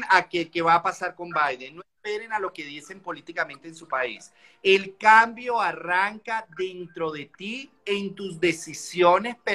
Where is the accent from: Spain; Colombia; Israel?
Colombia; yo de nacionalidad soy colombiano y yo me acuerdo que yo en Colombia viví toda la época del narcotráfico, viví toda la época de...